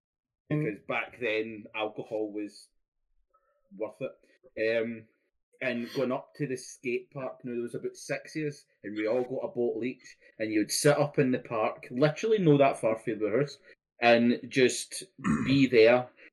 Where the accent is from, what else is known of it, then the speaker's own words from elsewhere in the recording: Scotland, United Kingdom; when I was 11 and started my tenure as a Scotsman